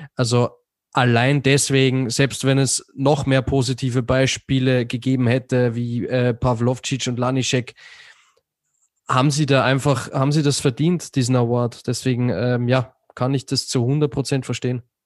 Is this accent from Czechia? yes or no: no; Austria; als Österreicher